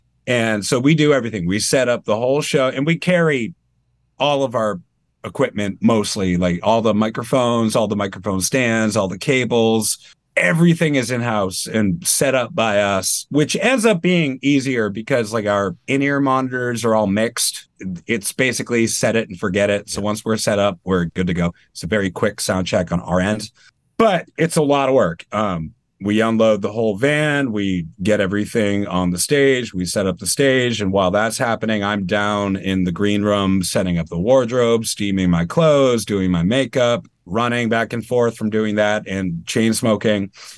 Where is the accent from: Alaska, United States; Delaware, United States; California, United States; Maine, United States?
Maine, United States; I mean, I don't really sound like I'm from Maine either. Like I don't think I have much of a Maine accent.